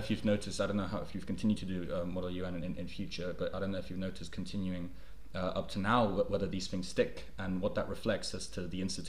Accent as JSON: {"language": "English", "country": "Mexico", "tie": "born or raised there", "also_born_or_lived": "United Kingdom", "moved": "yes", "said": "my childhood growing up in Mexico. I was relatively fortunate in the sense that in my family it was not necessarily prevalent. My mother, who's Mexican"}